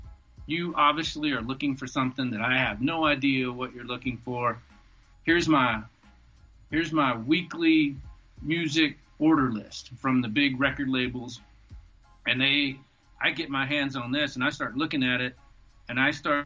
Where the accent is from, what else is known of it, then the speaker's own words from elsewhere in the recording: Alabama, United States; moved away; also born or lived in Atlanta; while I was in Alabama, I grew up in the woods